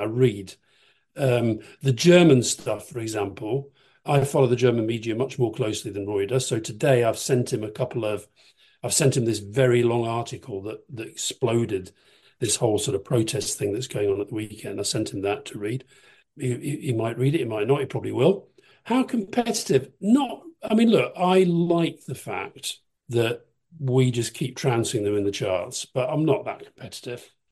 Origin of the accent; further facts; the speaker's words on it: Keighley, Yorkshire and the Humber, United Kingdom; I grew up in Keighley. It's kind of West Yorkshire